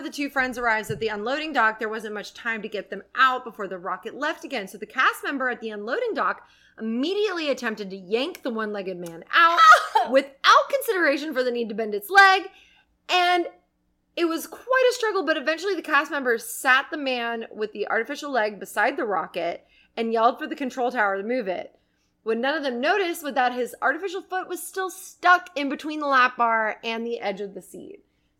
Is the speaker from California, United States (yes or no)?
no; Jackson Hole, Wyoming, United States; So there is a place where I grew up in Jackson Hole. It's called Adventure Landing.